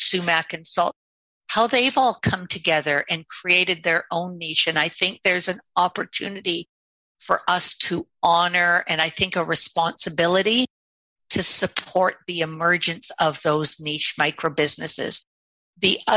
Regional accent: Toronto, Ontario, Canada; moved away as an adult; also born or lived in Erin, Ontario; now in Beaver Valley, Canada; I grew up in Toronto

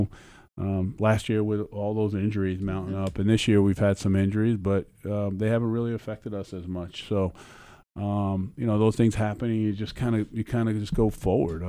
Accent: New York City, New York, United States; growing up in the Bronx

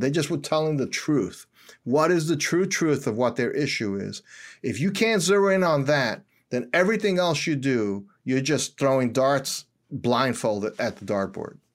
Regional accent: New York City, New York, United States; moved away as an adult; also born or lived in suburbs outside Philadelphia; now in Philadelphia area, United States; I was born and raised in Washington Heights.

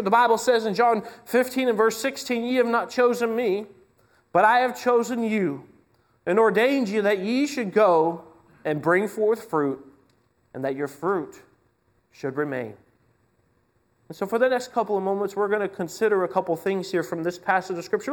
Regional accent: Washington, United States; now in Canada; I grew up in Washington State, just right, right down the way here

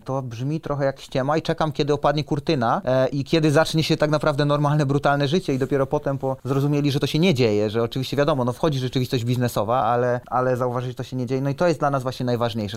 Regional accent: southern Poland, Poland; moved away as an adult; also born or lived in Kraków / Switzerland; now in Gdańsk, Poland; pochodzimy z południa Polski

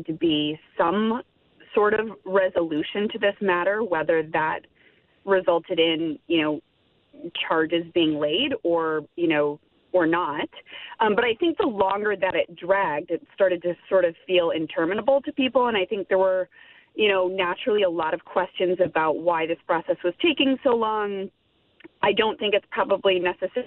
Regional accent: United States; I'm an American, I'm based in the U.S

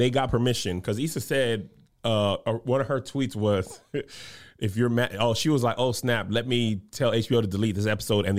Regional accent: El Paso, Texas, United States; Literally, I grew up in El Paso and on military bases.

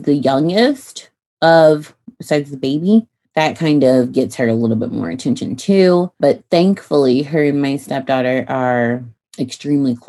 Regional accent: Illinois, United States; moved away as an adult; now in Texas, United States; I grew up in Illinois

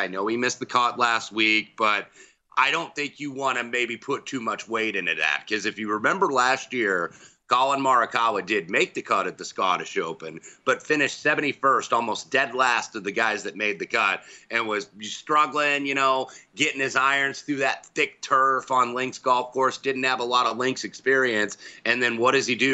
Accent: Indiana, United States; my hometown team

